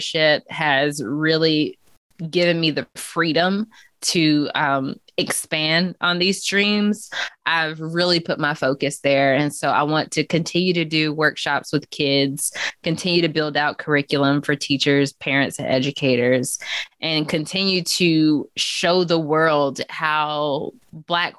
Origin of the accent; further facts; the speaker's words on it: Chapel Hill, North Carolina, United States; growing up in Chapel Hill, it was a very affluent area